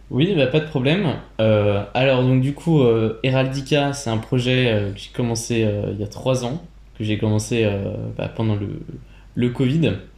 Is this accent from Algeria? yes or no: no; Burgundy, Bourgogne-Franche-Comté, France; je viens de Bourgogne